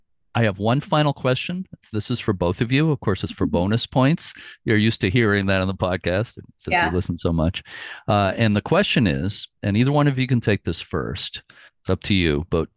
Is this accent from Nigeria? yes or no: no; New England, United States; also born or lived in Fort Knox, Kentucky / Virginia; my heart is in New England. I've been here pretty much all my life, except I was born in Kentucky, which might surprise people. But where you live is my state of my birth. But I don't remember anything because we left there when I was 3 years old.